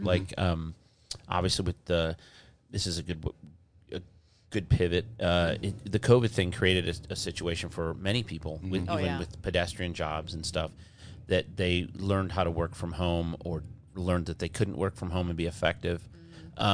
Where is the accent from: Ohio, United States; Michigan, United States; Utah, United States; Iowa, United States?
Michigan, United States; I grew up in Michigan.